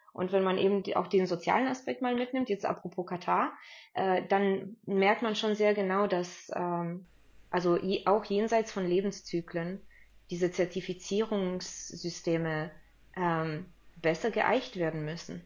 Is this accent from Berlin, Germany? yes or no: no; Stuttgart, Baden-Württemberg, Germany; ich bin ja so aufgewachsen in Stuttgart